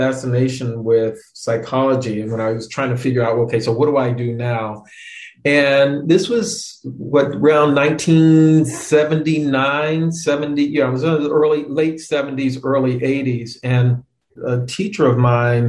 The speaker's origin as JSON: {"language": "English", "region": "Florida", "country": "United States", "tie": "born or raised there", "said": "I grew up in Florida. My dad was in the military"}